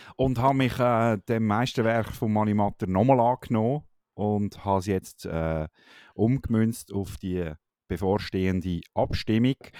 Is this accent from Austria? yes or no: no; Switzerland